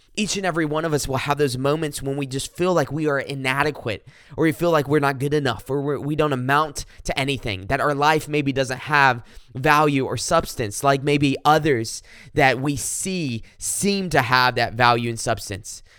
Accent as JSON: {"language": "English", "region": "South Carolina", "country": "United States", "said": "I'm from South Carolina, kinda at the foot of the Blue Ridge Mountains"}